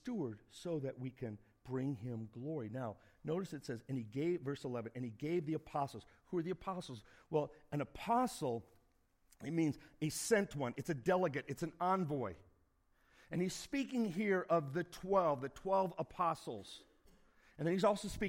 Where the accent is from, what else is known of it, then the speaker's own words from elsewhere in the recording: Indiana, United States; now in Phoenix, United States; I grew up in Indiana